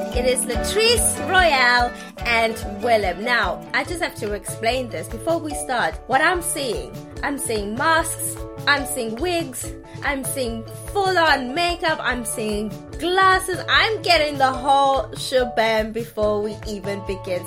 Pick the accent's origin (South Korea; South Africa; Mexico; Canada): South Africa; I'm South African